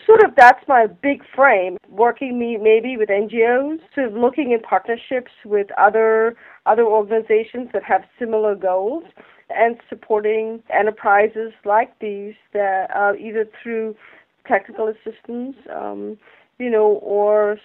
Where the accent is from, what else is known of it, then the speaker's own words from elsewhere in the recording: Kolkata, West Bengal, India; moved away; I grew up in Calcutta, and we spelled it as C-A-L-C-U-T-T-A, and now that's changed to Kolkata.